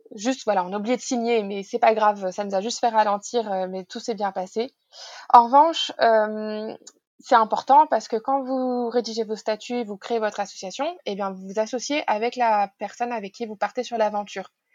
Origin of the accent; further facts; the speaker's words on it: Normandy, France; moved away; also born or lived in Paris; dans le village de mes parents, là où j'ai grandi